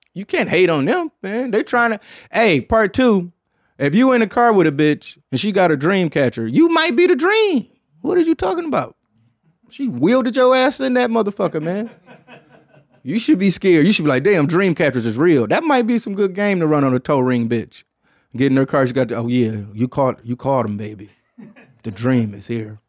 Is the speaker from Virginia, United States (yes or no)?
no; Detroit, Michigan, United States; So shouts out to my hometown